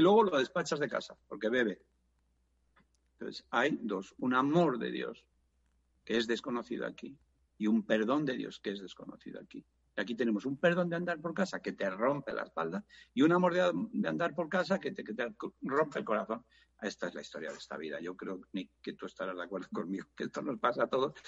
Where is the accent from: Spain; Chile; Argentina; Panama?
Spain